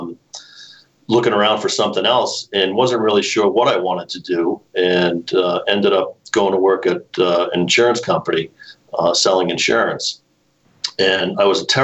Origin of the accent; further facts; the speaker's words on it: Norwood, Massachusetts, United States; also born or lived in Boston; I was born in Boston, but spent most of my life living here in the town of Norwood